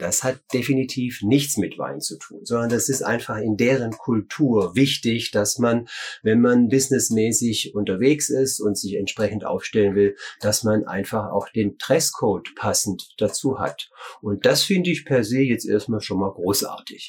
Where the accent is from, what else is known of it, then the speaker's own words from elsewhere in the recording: Germany; bei uns in Deutschland